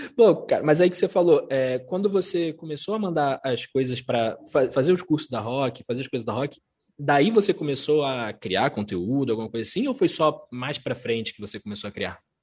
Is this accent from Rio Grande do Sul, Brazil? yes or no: no; Rio de Janeiro, Brazil; Sou, sou carioca, mas a família é toda mineira, toda